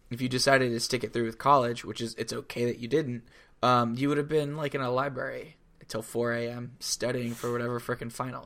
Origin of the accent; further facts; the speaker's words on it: Florida, United States; I grew up in Florida